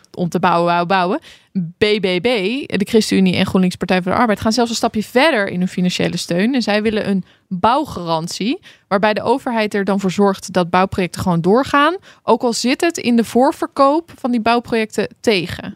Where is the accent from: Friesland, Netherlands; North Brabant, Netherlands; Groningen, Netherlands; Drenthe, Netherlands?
Drenthe, Netherlands; Hoogeveen; now in Randstad, Netherlands; ik ben dus ooit uit Hoogveen weggegaan